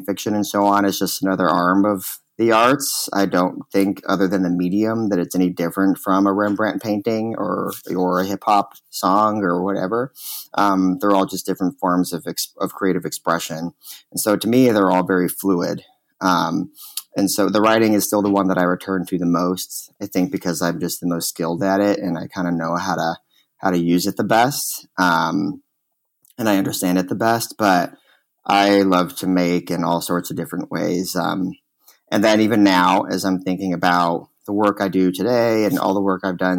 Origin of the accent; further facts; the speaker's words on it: Austin, Texas, United States; moved away; also born or lived in Chicago; I was born in Texas, in Austin, Texas. In a neighborhood there called Dove Springs, which is in a part of Austin, on the east side of Austin, that is very working class and traditionally very black and brown